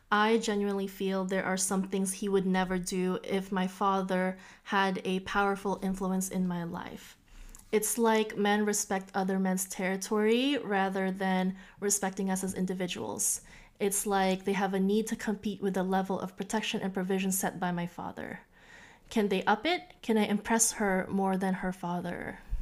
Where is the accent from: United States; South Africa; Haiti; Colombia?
United States; Orange County, California; I'm from Orange County